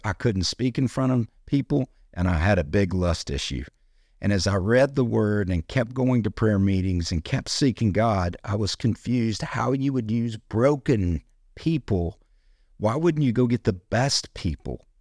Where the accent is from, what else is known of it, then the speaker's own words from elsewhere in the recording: United States; being an American